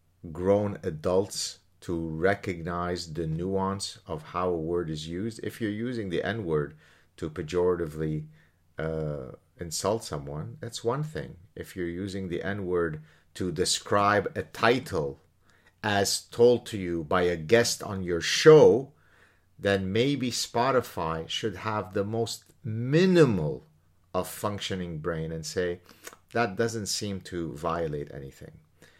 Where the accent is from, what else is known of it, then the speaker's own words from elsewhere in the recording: Lebanon; I mean, again, think about the world that I grew up in Lebanon. Think about what I have faced, what my family has faced in Lebanon.